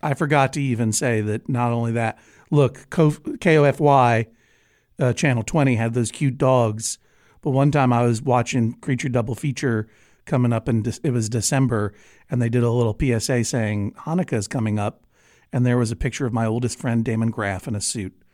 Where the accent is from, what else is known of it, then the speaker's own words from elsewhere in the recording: Brookline, Massachusetts, United States; I was growing up in Brookline, Massachusetts